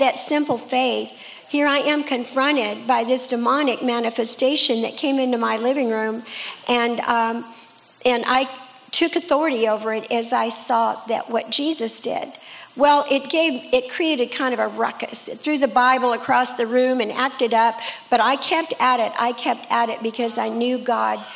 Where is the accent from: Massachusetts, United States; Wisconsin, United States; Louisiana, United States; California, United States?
California, United States; Escondido; also born or lived in La Mesa, California; I grew up in Escondido, by the way, but I was born in La Mesa, not far from here